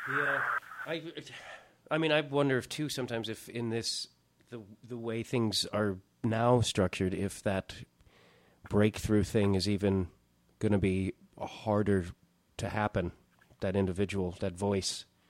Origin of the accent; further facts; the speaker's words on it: Chicago, Illinois, United States; moved away; I'm from Chicago originally